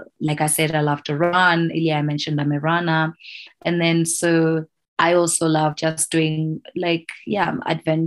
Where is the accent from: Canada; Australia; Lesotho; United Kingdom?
Lesotho; here on the ground in my home country